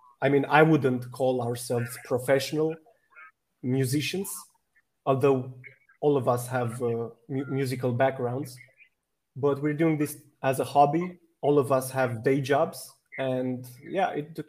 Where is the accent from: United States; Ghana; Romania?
Romania; I'm from Romania